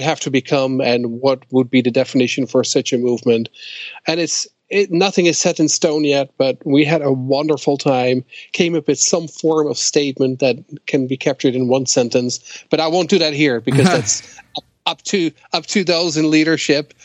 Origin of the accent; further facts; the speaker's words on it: Netherlands; moved away as an adult; also born or lived in Twin Cities, Minnesota, United States; I'm from the Netherlands